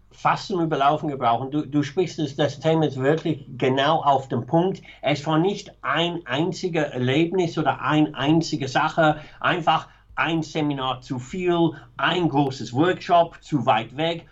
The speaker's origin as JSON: {"language": "German", "town": "Manchester", "region": "North West England", "country": "United Kingdom", "tie": "born or raised there", "second_language": "German", "moved": "yes", "said": "Ich bin aufgewachsen, sehr bürgerliche, m, ganz normale Arbeiterklasse, Familie in Manchester"}